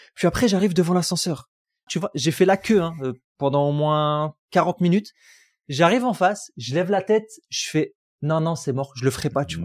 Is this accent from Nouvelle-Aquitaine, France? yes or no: no; Roubaix, Hauts-de-France, France; moved away as an adult; j'ai grandi à Roubaix, j'aurais jamais cru que j'allais quitter Roubaix.